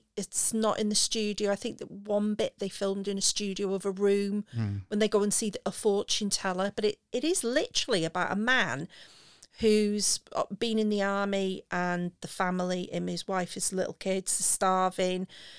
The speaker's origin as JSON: {"language": "English", "region": "Wales", "country": "United Kingdom", "said": "me being Welsh."}